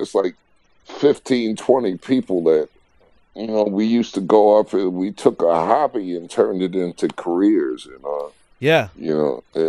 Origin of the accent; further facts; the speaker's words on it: New York City, New York, United States; I'm from New York, Queens, man.